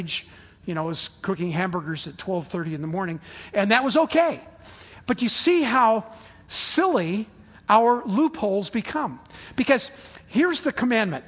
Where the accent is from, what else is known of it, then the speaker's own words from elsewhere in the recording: San Diego, California, United States; I grew up in San Diego